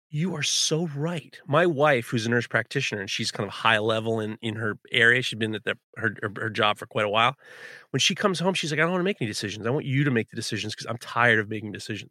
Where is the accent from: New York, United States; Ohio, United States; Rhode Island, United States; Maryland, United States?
New York, United States; New York City; growing up in New York City, we never went to Canada